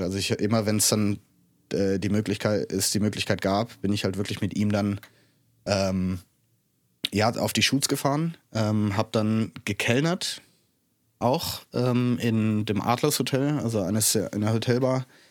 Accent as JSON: {"language": "German", "town": "Kastellaun", "region": "Rhineland-Palatinate", "country": "Germany", "tie": "born or raised there", "also_born_or_lived": "Innsbruck, Austria / Canada", "moved": "as an adult", "said": "Ich bin hier im Hunsrück aufgewachsen"}